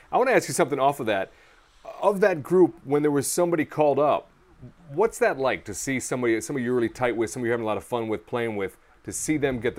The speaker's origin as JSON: {"language": "English", "town": "Queens", "region": "New York", "country": "United States", "said": "I'm from Queens, New York."}